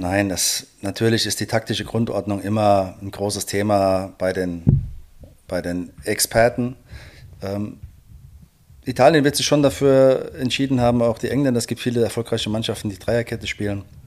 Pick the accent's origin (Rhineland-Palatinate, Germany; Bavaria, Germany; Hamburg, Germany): Rhineland-Palatinate, Germany; bei uns in der Pfalz